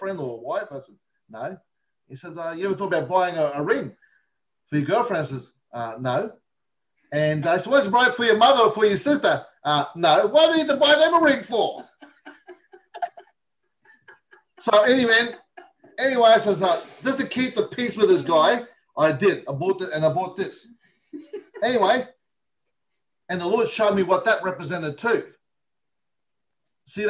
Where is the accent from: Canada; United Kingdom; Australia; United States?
Australia; I was born in Australia, but my background is Italian